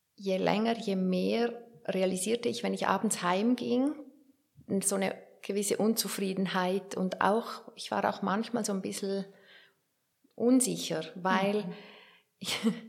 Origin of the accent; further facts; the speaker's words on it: Werdenberg, St. Gallen, Switzerland; bei der Lokalzeitung in Werdenberg, da wo ich aufgewachsen bin